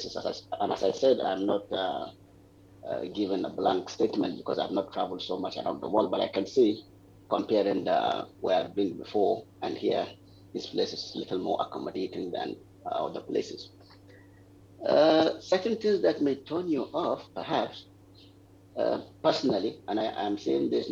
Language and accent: English; Kano State, Nigeria; moved away as an adult; also born or lived in Jos, Plateau State, Nigeria / Saudi Arabia; now in Perak, Malaysia; I'm from Kano State in Nigeria, but my family have a long history in Jos, the capital state of Plateau State. So I'm more of a Jos and a Kano person.